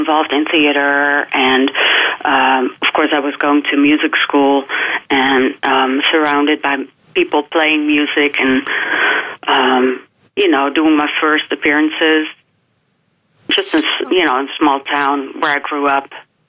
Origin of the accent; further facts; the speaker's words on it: the South, United States; Yeah, well, I grew up in the South in a very caring family, and I was always surrounded by lots of music and love.